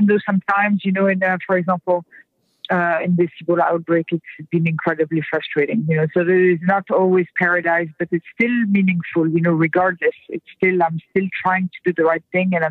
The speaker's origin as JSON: {"language": "English", "country": "France", "moved": "yes", "lives_now": "United States", "said": "I'm French to start, so I'm not an American born person"}